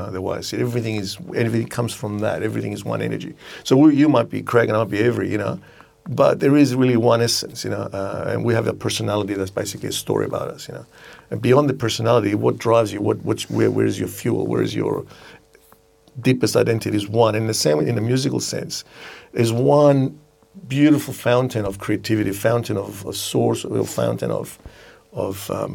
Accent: Cyprus; I was born in Cyprus

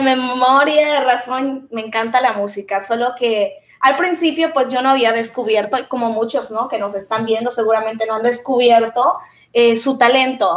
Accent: Usulután, El Salvador; moved away; soy eh, salvadoreña

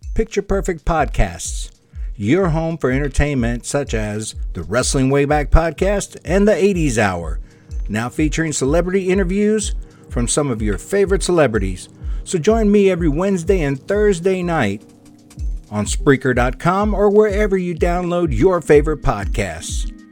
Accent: East Texas, United States; I grew up in East Texas

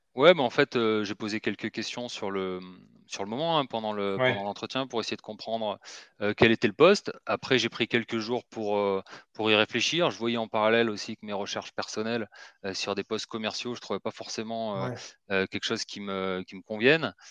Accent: Marseille, Provence-Alpes-Côte d'Azur, France; moved away as an adult; also born or lived in Paris; je suis originaire de Marseille. j'y ai grandi, hein, jusqu'au bac.

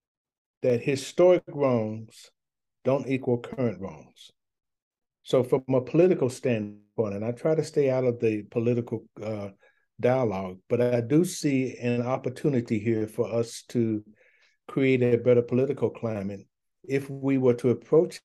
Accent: the South, United States; I'm a Southerner

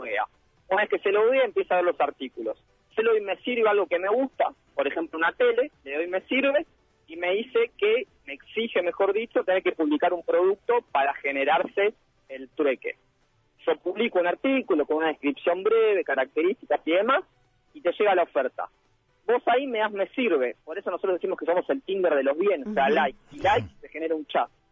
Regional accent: Pilar, Buenos Aires Province, Argentina; somos de Pilar

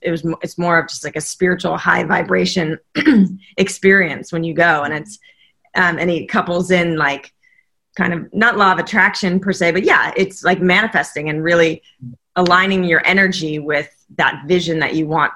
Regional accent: Southern California, United States; I came from sunny Southern California

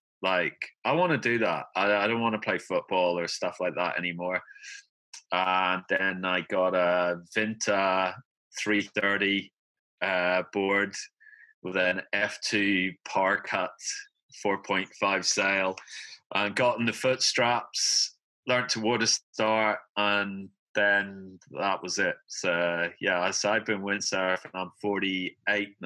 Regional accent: Northern Ireland, United Kingdom; We're actually from Northern Ireland.

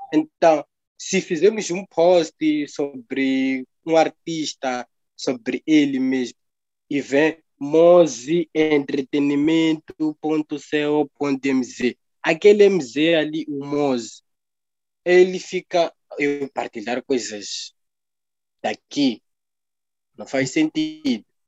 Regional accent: Mozambique; nós somos como moçambicanos

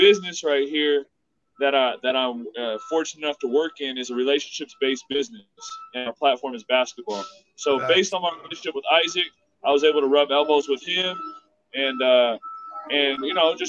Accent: Sacramento, California, United States; moved away; I'm originally from Sacramento

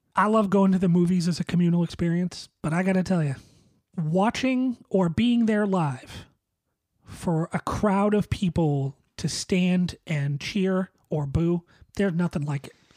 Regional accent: Boston, Massachusetts, United States; a Bostonian

